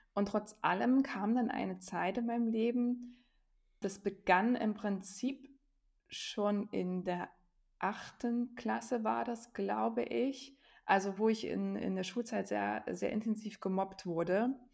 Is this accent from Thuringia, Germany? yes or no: yes; Thuringia, Germany; also born or lived in near Stuttgart / near Jena; bin Thüringerin und lebe aber inzwischen an zwei Standorten, nämlich in der Nähe von Stuttgart auch, da wo mein Mann herkommt, und in der Nähe von Jena.